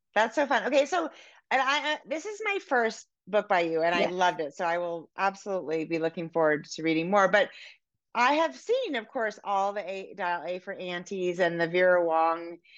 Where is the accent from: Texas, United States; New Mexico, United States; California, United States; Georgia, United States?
California, United States; Oakland; now in Montana, United States; I grew up in um in Oakland, in Oakland Hills.